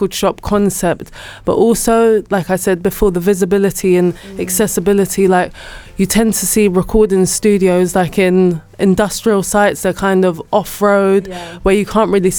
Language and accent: English; London, United Kingdom; That's not where I grew up, but I am from North London